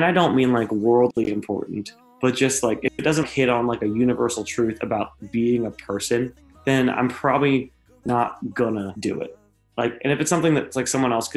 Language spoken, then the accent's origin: English; South Florida, United States; moved away as an adult; now in Nashville, United States; I was raised in South Florida